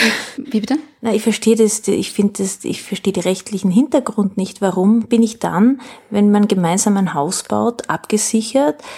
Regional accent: South Tyrol, Trentino-Alto Adige, Italy; also born or lived in France; now in Austria; Naja, äh, eigentlich in, in Südtirol. Ja. Ne? ja. Und dann aber lange in Frankreich

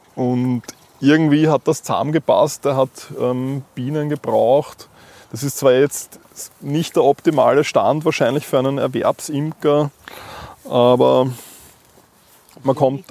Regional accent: Vienna, Austria; ich bin in Wien aufgewachsen

